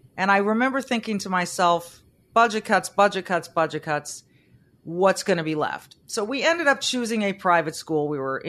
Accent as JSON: {"language": "English", "region": "California", "country": "United States", "tie": "born or raised there", "said": "I grew up in California."}